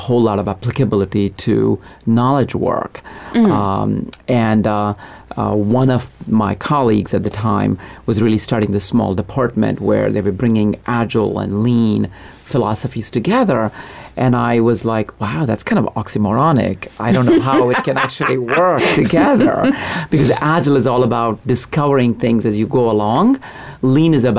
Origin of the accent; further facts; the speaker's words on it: India; now in United States; I grew up in India, in a small town.